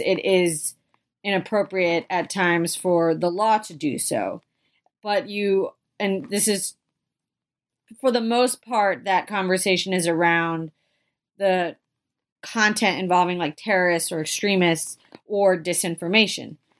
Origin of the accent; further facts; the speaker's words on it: Philadelphia, Pennsylvania, United States; I'm from the Philadelphia area